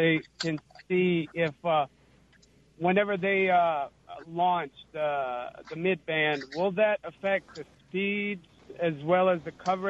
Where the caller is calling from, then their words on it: Clinton, Mississippi, United States; Actually, I'm from Clinton.